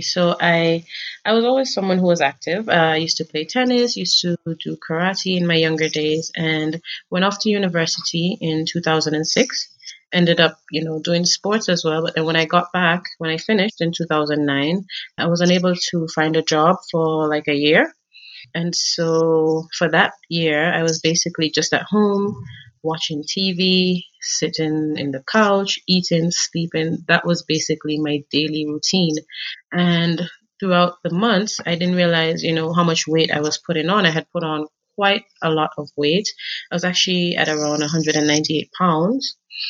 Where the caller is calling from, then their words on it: Kenya; Okay, so I'm joining you from Kenya right now.